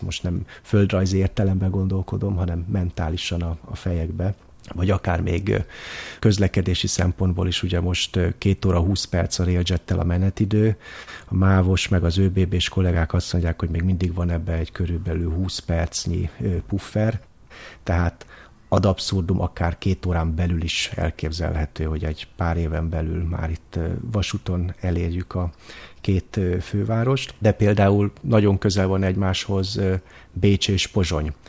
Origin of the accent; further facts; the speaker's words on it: Hungary; now in Vienna, Austria; magyarként Bécsben élve